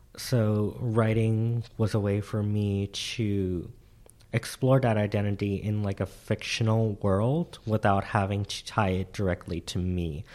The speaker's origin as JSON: {"language": "English", "region": "Central Florida", "country": "United States", "tie": "born or raised there", "moved": "yes", "said": "I was raised in Central Florida"}